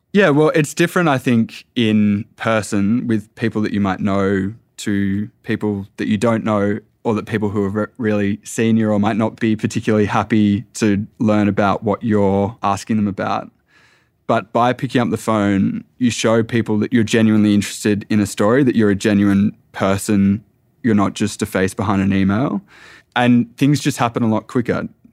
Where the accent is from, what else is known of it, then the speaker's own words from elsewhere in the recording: Tasmania, Australia; also born or lived in Echuca, Victoria / Melbourne; now in Sydney, Australia; I, I come from Tasmania. We're at, at A F L state.